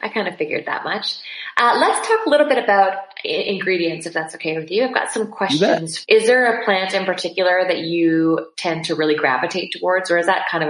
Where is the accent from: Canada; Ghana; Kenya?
Canada; British Columbia; I am from British Columbia